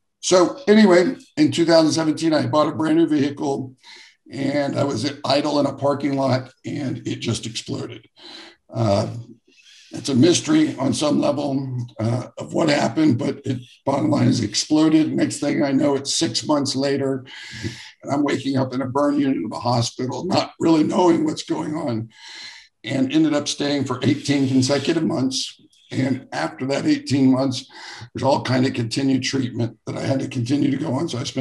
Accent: Jacksonville, Florida, United States; I grew up here in the same town that I live in now, Jacksonville, Florida

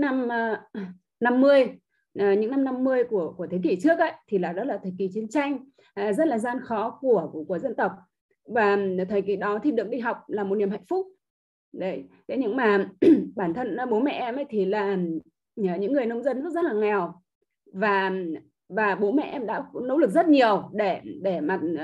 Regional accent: Ha Long, Quang Ninh, Vietnam; em đến từ thành phố Hạ Long tỉnh Quảng Ninh

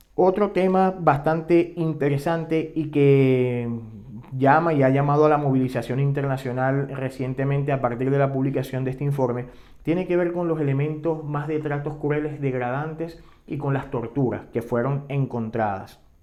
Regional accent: Venezuela; moved away; como venezolanos, tanto los que siguen en Venezuela como los que hemos tenido que emigrar

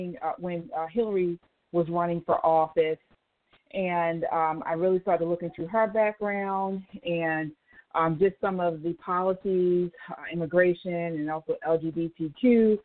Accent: Baltimore, Maryland, United States; born and raised in Baltimore City, Maryland.

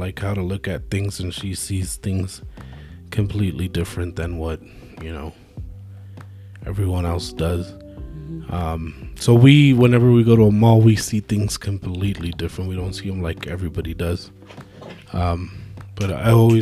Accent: Phoenix, Arizona, United States; moved away as an adult; now in Albuquerque, United States; I grew up in Phoenix

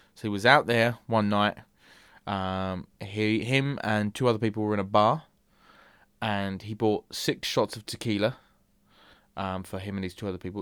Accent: England, United Kingdom; As an Englishman

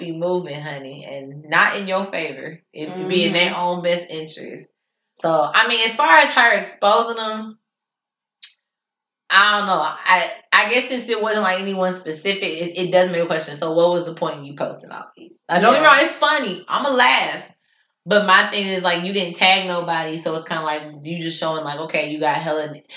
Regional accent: Richmond, Indiana, United States; now in Indianapolis, United States; my hometown, Richmond, Indiana

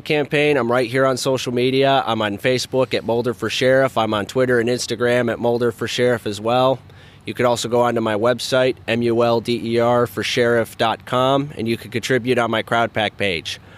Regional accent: Colorado, United States; born or raised there

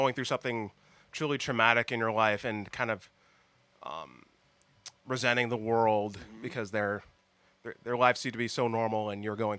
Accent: Huntington Beach, California, United States; I'm from Huntington Beach

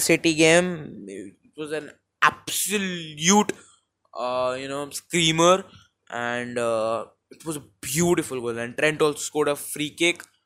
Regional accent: India; accent: Indian; I am Indian

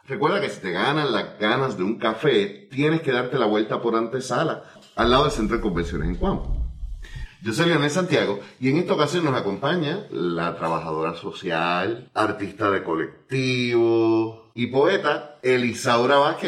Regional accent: Puerto Rico; uno como puertorriqueño

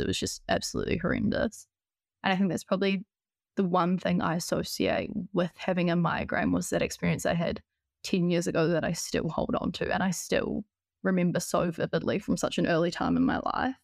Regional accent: Christchurch, Canterbury, New Zealand; moved away as an adult; now in Auckland, New Zealand; I was born and raised in Christchurch in New Zealand, but I moved to Auckland when I was nineteen years old

